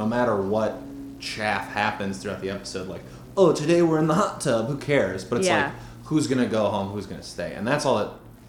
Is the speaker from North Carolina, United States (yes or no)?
no; Brookfield, Wisconsin, United States; in my hometown, Brookfield, Wisconsin